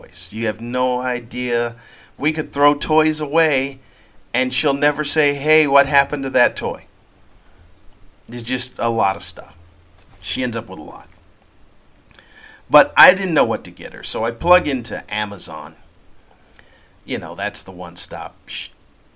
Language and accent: English; United States; accent: American; I am American